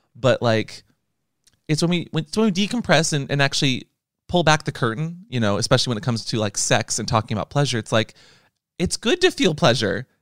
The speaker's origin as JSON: {"language": "English", "country": "United States", "said": "I'm an American"}